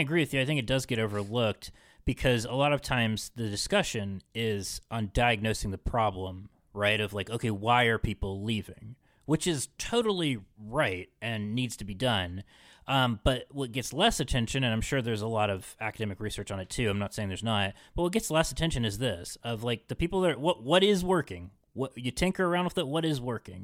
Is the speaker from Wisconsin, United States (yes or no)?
no; Parkersburg, West Virginia, United States; growing up in Parkersburg